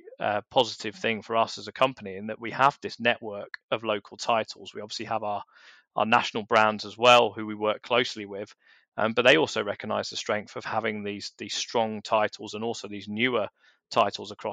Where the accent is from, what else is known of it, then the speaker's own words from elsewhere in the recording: London, United Kingdom; when I was a teenager growing up in South London.